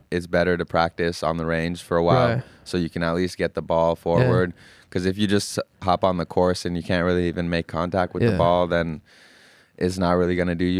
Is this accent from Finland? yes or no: yes; Finland; now in United States; I am. I was born in Finland and went through high school and middle school.